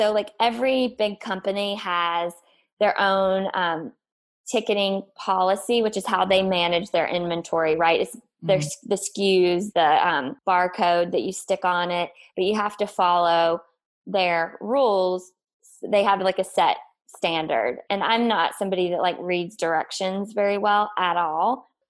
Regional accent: the South, United States; I was living in the Northeast for part of that. So it was a lot colder, you know, we're both from the South, humidity and all that good stuff.

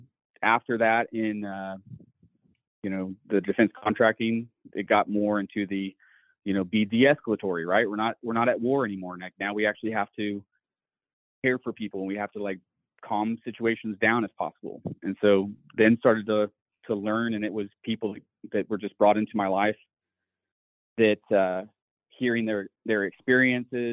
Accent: Missouri, United States; moved away as an adult; growing up in Missouri, my dad was a cop and a firearms instructor

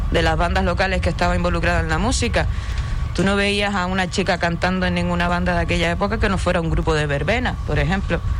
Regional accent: Puerto del Rosario, Canary Islands, Spain; majorera, no tengo pedigrí, pero soy majorera, nacida, criada en Puerto. Bueno, entre Puerto Lajas y Puerto del Rosario, a caballo.

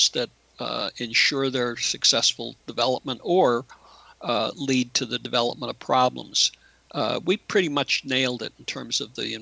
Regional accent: United States; as an American

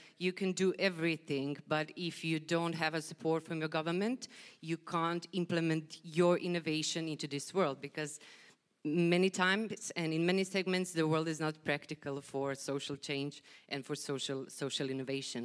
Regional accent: Croatia; I come from Croatia

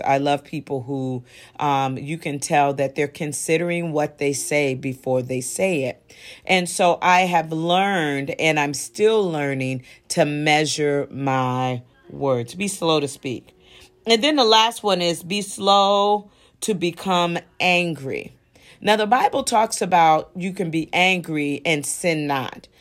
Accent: Midwest, United States; also born or lived in New York; I was born in New York, but I was raised in the Midwest

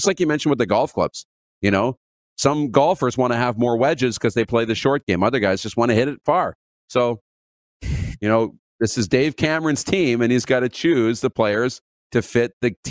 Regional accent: Canada; I say we because we're Canadian.

